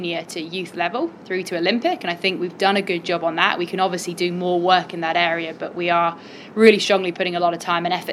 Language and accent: English; Cornwall, South West England, United Kingdom; I grew up in Cornwall